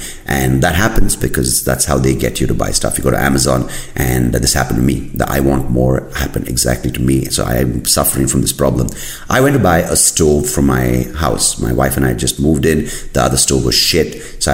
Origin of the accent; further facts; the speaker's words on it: India; moved away; I am from India